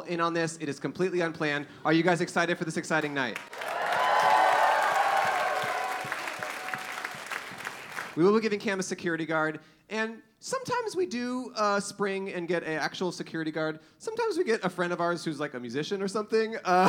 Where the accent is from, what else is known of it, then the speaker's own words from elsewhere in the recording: Los Angeles, California, United States; Oh, right. We're from Los Angeles, so yeah.